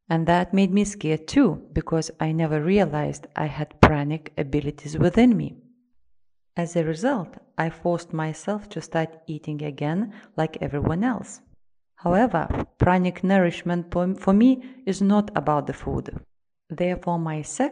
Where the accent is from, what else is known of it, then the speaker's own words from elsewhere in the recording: Russia; I am from Russia.